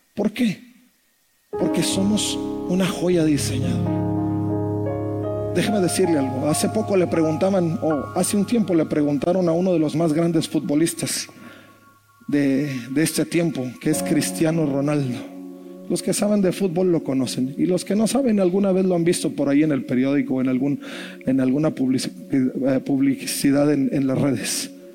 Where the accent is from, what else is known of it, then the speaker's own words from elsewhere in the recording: Monterrey, Nuevo León, Mexico; como buen regio